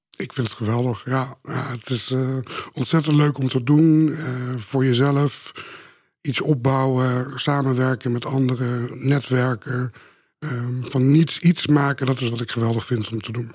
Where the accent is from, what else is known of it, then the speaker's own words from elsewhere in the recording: Beetsterzwaag, Friesland, Netherlands; now in Amsterdam, Netherlands; opgegroeid in Friesland, in het kleine dorpje Beetselzwaag.